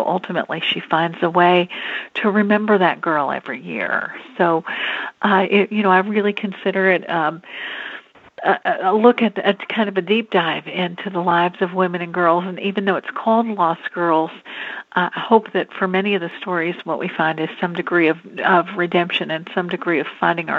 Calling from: Louisville, Kentucky, United States; I'm calling in from Louisville, Kentucky.

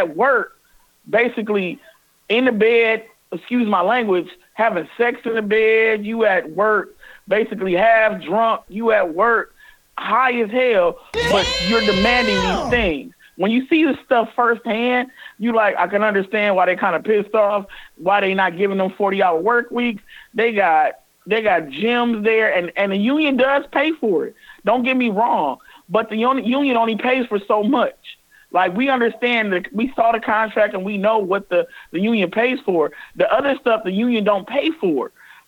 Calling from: Toledo, Ohio, United States; I'm calling from Toledo, where the strike is actually going on.

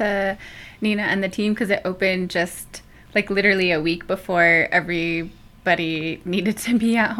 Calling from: Santa Ana Pueblo, New Mexico, United States; I am connecting in from Tamaya Bakeya, the lands of the the Maya people in Santa Ana Pueblo. It's my partner's home in north central New Mexico, and it's where we raise our son and our family.

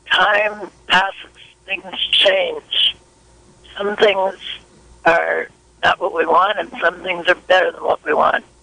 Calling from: Redwood Valley, California, United States; I'm calling from Redwood Valley.

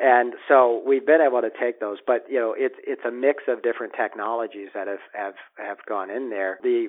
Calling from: Bellevue, Washington, United States; I'm calling you from Bellevue, near Seattle today.

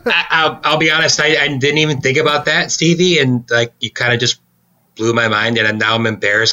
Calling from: Fort Wayne, Indiana, United States; I'm recording from Fort Wayne.

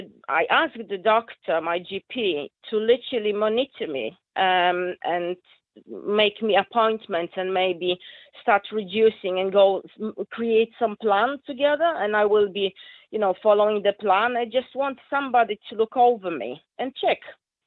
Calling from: Rossendale, North West England, United Kingdom; I am very close to you, actually. I'm from Rosendale.

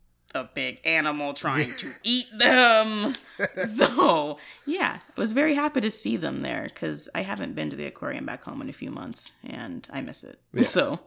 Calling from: Oakland, California, United States; From Oakland.

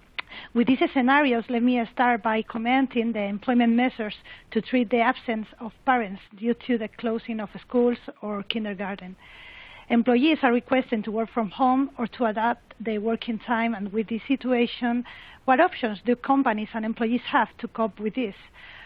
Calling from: Madrid, Community of Madrid, Spain; English is a second language; I'm speaking from Madrid, and I am very thankful for having the opportunity to participate.

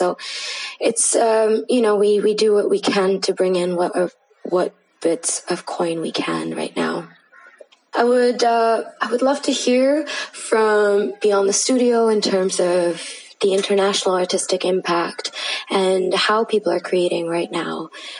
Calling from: Mumbai, Maharashtra, India; I am recording currently from Mumbai, India.

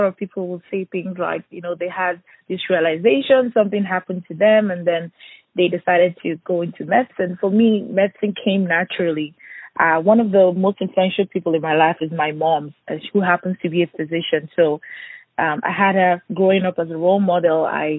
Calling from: Houston, Texas, United States; I'm actually calling from Houston, Texas.

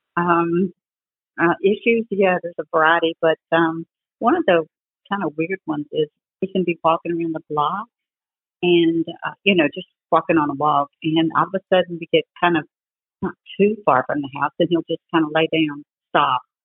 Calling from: North Carolina, United States; I'm calling from, uh, North Carolina.

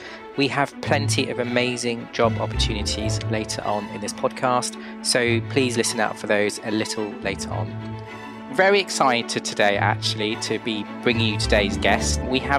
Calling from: London, United Kingdom; I'm calling from London and you're over in California.

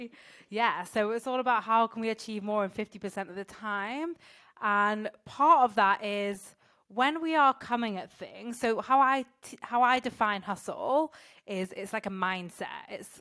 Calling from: France; I'm calling in from France, which is nice.

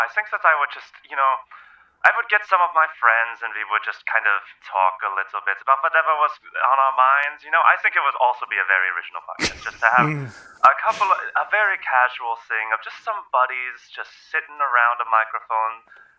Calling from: Germany; I am calling from Germany.

